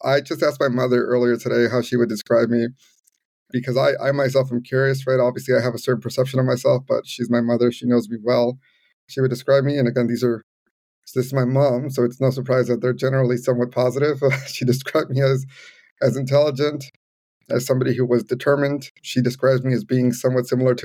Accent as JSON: {"language": "English", "town": "Los Angeles", "region": "California", "country": "United States", "tie": "born or raised there", "also_born_or_lived": "Providence, United States / Evanston, United States", "said": "Growing up in the community where I grew up here in Pacoima, it's very Latino, very, very immigrant heavy"}